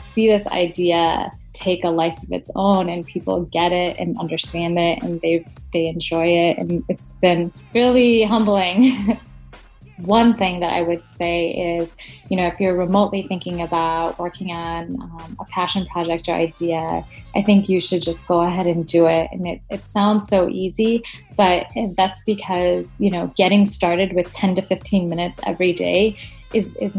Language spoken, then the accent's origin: English; Madison, Wisconsin, United States; I'm from Madison, Wisconsin in the U.S.